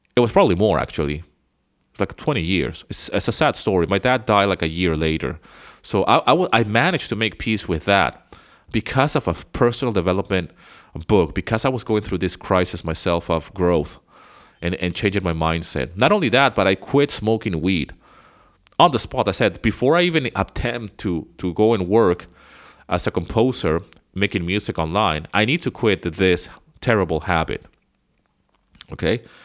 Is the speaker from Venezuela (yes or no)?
yes; Venezuela; moved away as an adult; now in United States; I grew up in Venezuela